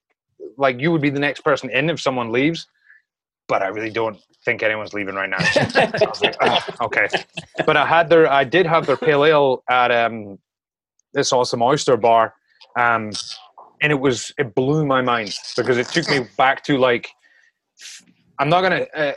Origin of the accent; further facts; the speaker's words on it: Scotland, United Kingdom; now in New York, United States; I'm from Scotland